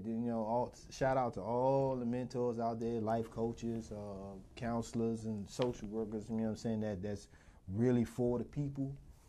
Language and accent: English; Southeast, United States; I grew up in the Southeast and I didn't even think I'd make it.